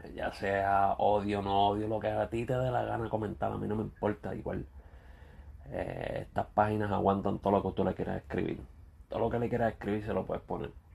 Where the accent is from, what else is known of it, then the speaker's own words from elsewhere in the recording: Ponce, Puerto Rico; somos de Ponce